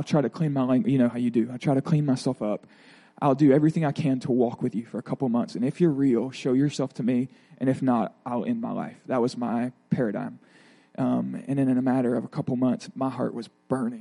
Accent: Pensacola, Florida, United States; I grew up in Pensacola, Florida, in a Methodist home

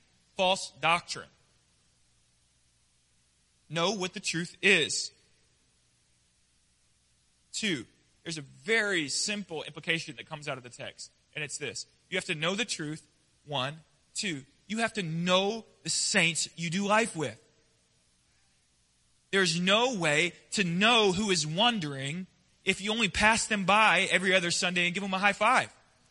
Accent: the West, United States; I grew up in the West. And we hang out on the back porch.

